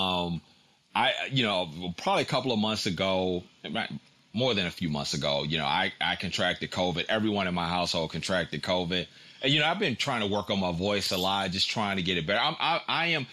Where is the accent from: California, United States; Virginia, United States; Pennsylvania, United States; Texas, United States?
Virginia, United States; Tidewater area; I'm from Virginia. I'm from, you know, the Tidewater area